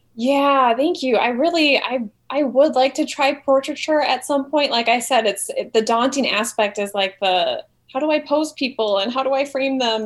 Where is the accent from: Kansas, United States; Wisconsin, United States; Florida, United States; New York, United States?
Wisconsin, United States; moved away as an adult; now in Milwaukee, United States; to move back to my home state